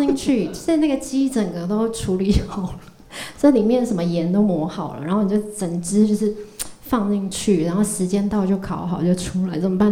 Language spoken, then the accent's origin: Chinese; Zhushan, Nantou County, Taiwan; now in Taipei, Taiwan; 回到我故乡，就竹山